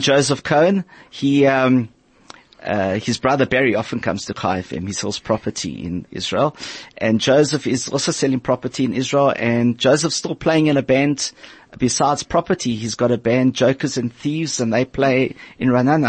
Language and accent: English; Port Elizabeth, Eastern Cape, South Africa; I learnt it in Port Elizabeth. I'm from Port Elizabeth